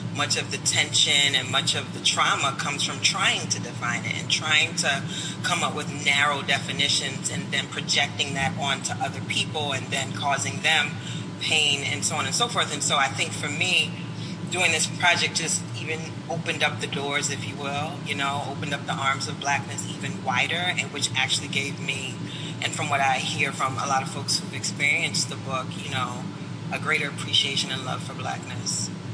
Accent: United States; I was born and raised in this country

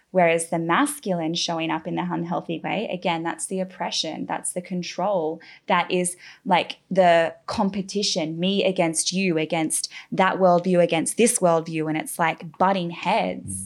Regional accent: Australia; moved away as an adult; now in Bali, Indonesia; I'm from Australia, a very green, beautiful

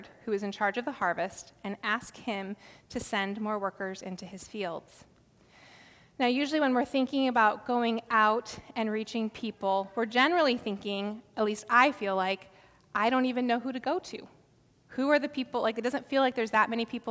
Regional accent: South Dakota, United States; I grew up in South Dakota

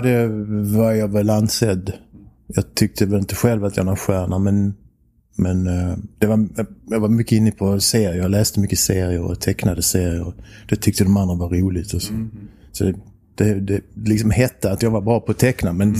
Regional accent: Bjuv, Skåne, Sweden; also born or lived in Helsingborg / Germany; Och då kom vi tillbaks till Bjuv

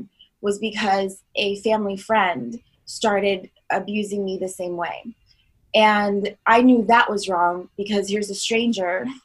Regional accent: Long Island, New York, United States; also born or lived in Florida; now in Los Angeles, United States; I'm originally from Long Island, New York. I spent a big part of my adolescence in Florida

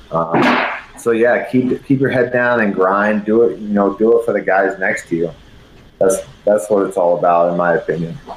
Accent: San Antonio, Texas, United States; moved away as an adult; also born or lived in Colorado; I'm from San Antonio, Texas, Douglas MacArthur High School

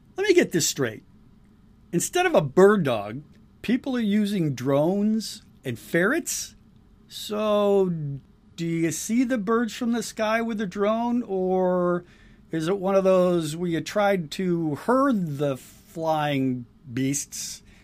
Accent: Michigan, United States; I'm from Michigan

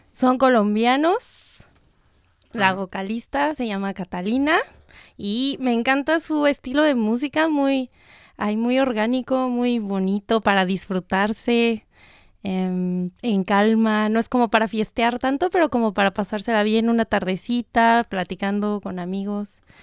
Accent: Almoloya de Juárez, State of Mexico, Mexico; moved away as an adult; now in Brisbane, Australia; soy de México, del Estado de México, exactamente del municipio de Almoloya de Juárez

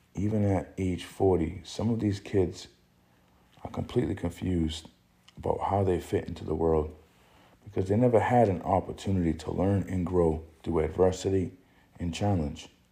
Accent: New Bedford, Massachusetts, United States; also born or lived in Boston, Massachusetts; I'm originally from New Bedford, Massachusetts

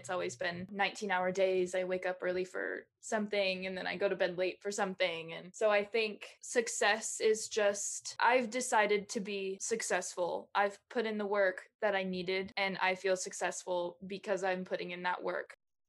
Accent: Caldwell, United States; Well, I grew up in Caldwell and we never locked anything growing up.

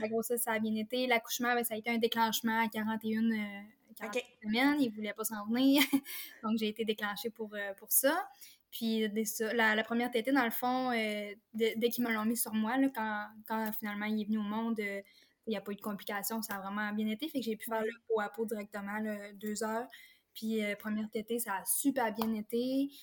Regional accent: Forestville, Quebec, Canada; je suis native de la Côte-Nord. ben, je demeure en fait encore ici à Forestville.

